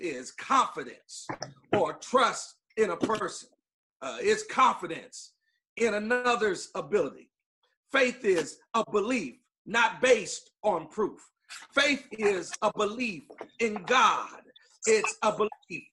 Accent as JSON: {"language": "English", "town": "Long Beach", "region": "California", "country": "United States", "said": "I'm from Long Beach, California"}